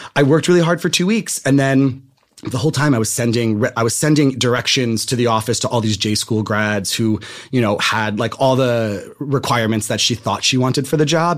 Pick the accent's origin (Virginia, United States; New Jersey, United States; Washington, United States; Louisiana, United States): New Jersey, United States; Randolph; moved away as an adult; now in Los Angeles, United States; I'm from New Jersey